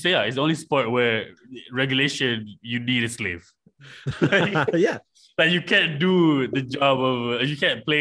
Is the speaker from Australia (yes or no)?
no; Malaysia; I was born in Malaysia